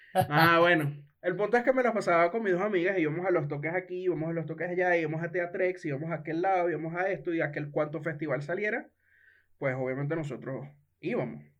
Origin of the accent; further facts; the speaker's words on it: Venezuela; como buen venezolano